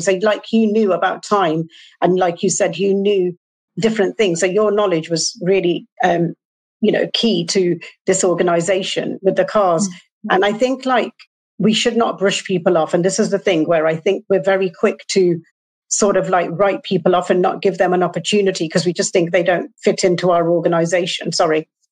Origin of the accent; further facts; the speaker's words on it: England, United Kingdom; I'm from England.